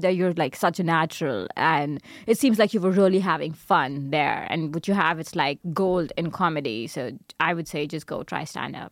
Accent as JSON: {"language": "English", "country": "India", "also_born_or_lived": "Darmstadt, Germany", "moved": "as an adult", "lives_now": "Berlin, Germany", "said": "being Indian"}